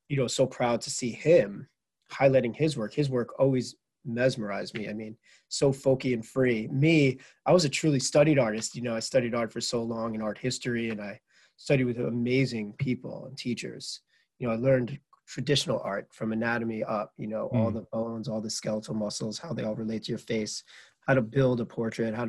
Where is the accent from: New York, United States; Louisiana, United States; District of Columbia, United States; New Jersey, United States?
New York, United States; Merrick; moved away as an adult; also born or lived in Manhattan, New York / Michigan; I grew up in Merrick, Long Island, and born in Manhattan.